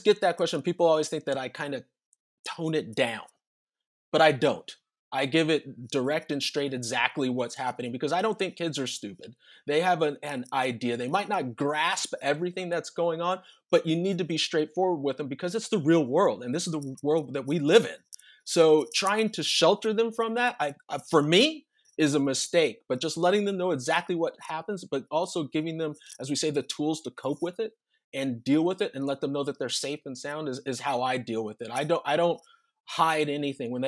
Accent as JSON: {"language": "English", "region": "Southern California", "country": "United States", "tie": "born or raised there", "said": "growing up in Southern California in the suburbs"}